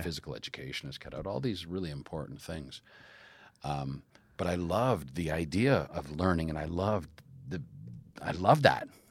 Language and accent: English; Calgary, Alberta, Canada; I did theater growing up in Calgary.